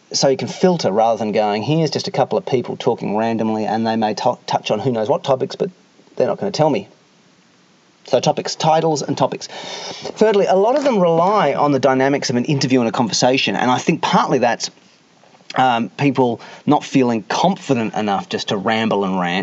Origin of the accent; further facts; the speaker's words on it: Australia; being Australian